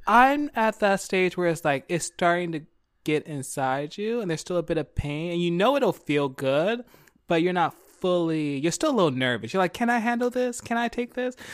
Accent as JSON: {"language": "English", "town": "Philadelphia", "region": "Pennsylvania", "country": "United States", "moved": "yes", "lives_now": "California, United States", "said": "I'm from Philly, two one five"}